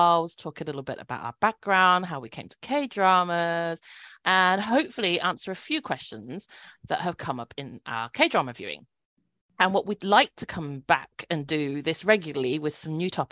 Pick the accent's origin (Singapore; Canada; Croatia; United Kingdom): United Kingdom; British born, small English market town, England; first language Cantonese; also born or lived in Cambridge; So I'm British born Chinese